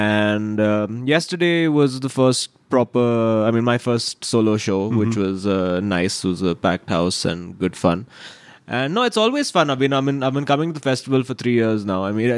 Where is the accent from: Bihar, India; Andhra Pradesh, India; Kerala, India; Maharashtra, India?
Maharashtra, India; Mumbai; It was actually, I think Mumbai for me, I mean, and most people from Mumbai are very biased about this.